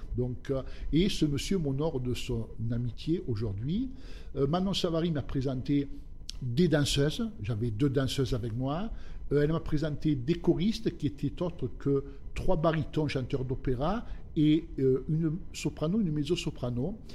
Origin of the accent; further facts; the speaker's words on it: Basses-Alpes and upper Var, Provence-Alpes-Côte d'Azur, France; also born or lived in southern Italy; Je suis venu en France, j'avais à l'âge de 3 ans. Et j'ai vécu euh, dans la région des Basses-Alpes et du haut var